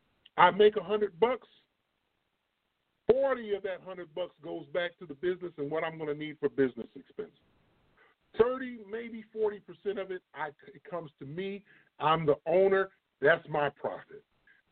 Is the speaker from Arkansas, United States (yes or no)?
no; East Moline, Illinois, United States; East Mo is where I'm from. I'm from East Moline, Illinois